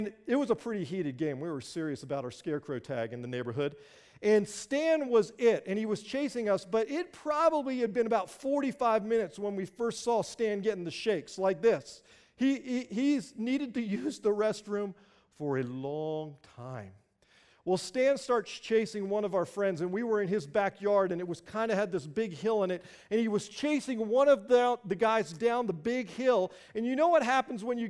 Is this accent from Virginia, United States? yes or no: yes; Springfield, Virginia, United States; growing up in Northern Virginia, just outside of Washington, D.C., a little town called Springfield